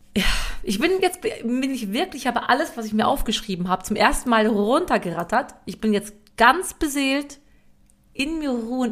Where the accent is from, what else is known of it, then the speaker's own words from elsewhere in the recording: western Germany, Germany; obwohl ich aus dem Westen komme, ich bin im Westen groß geworden